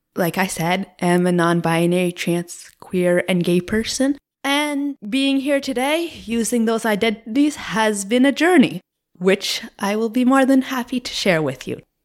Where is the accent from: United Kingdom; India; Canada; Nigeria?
Canada; Cape Breton, Nova Scotia; moved away as an adult; now in Moncton, Canada; I am originally from Cape Breton in Nova Scotia. from a very, very small rural community about forty minutes away